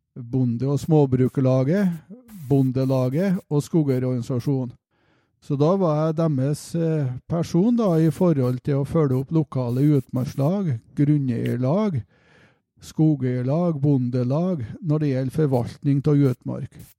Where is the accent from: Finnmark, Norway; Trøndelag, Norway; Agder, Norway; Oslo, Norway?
Trøndelag, Norway; Levanger; also born or lived in Mosvik; opprinnelig så stammer jeg fra Mosvik kommune. Eh, der er jeg født, men jeg vokste opp på Levanger.